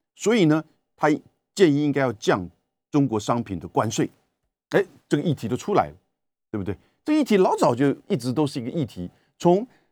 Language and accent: Chinese; Taiwan; 美国人的消费习惯跟我们台湾的不一样的